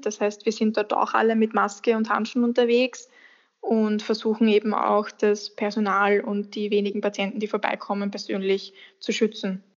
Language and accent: German; Austria; bei uns in Österreich